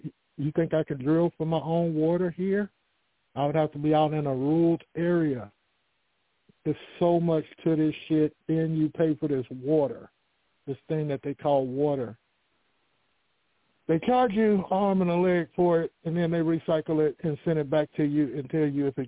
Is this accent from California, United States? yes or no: yes; Vallejo, California, United States; moved away as an adult; now in Fort Hood, Texas, United States; I was born in Vallejo, California in 1962